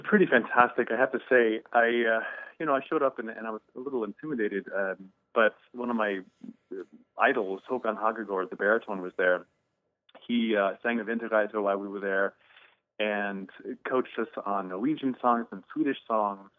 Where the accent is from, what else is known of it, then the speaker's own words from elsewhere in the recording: St. Charles, Illinois, United States; I grew up outside of Chicago in St. Charles, uh, Illinois